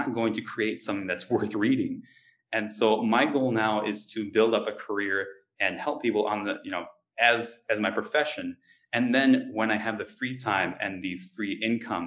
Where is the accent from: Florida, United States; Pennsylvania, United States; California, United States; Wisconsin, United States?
Wisconsin, United States; growing up in Wisconsin